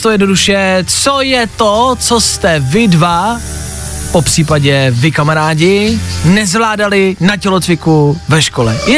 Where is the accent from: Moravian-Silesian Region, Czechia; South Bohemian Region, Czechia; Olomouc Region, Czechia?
Olomouc Region, Czechia; A jako viděl jsem to, ale myslím, že tolik jsme to v tom tělocviku neměli a jsem z Olomouckého kraje.